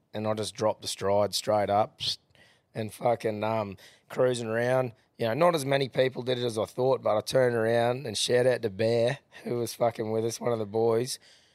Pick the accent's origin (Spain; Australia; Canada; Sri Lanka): Australia; Gladstone, Queensland; where are you from? I'm like, oh, Gladstone and that.